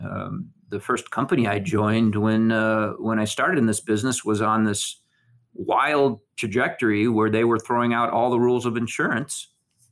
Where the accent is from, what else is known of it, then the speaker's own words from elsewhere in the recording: Michigan, United States; moved away; also born or lived in California; I was born in California, but I grew up in Michigan